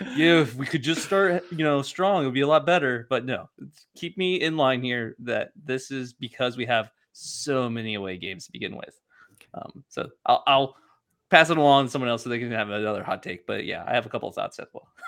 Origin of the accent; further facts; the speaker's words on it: Ohio, United States; moved away; my whole family back home lives, like, within, like, five blocks of each other.